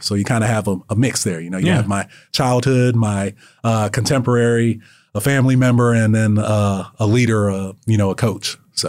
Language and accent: English; Florida, United States; And the reason why is because I grew up in South Florida and Super Bowl 23 was in Miami.